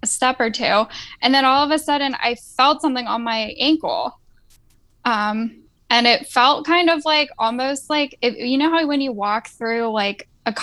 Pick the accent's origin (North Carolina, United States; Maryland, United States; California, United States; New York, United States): Maryland, United States; now in Virginia, United States; I am originally from Maryland, but I live in Virginia now. And I grew up about like an hour or so south of Gettysburg, Pennsylvania